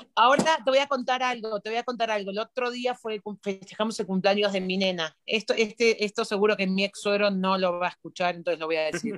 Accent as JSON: {"language": "Spanish", "country": "Argentina", "moved": "yes", "said": "los argentinos nos preguntamos"}